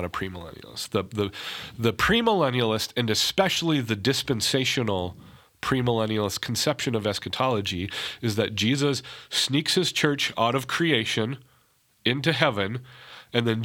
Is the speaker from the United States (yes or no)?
yes; North Dakota, United States; I'm from North Dakota.